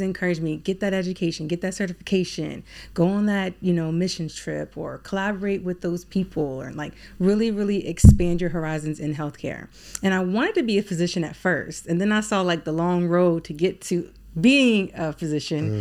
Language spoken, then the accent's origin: English; Alexandria, Virginia, United States; moved away as an adult; now in Baltimore, United States; living in Alexandria, Virginia, where I was born and raised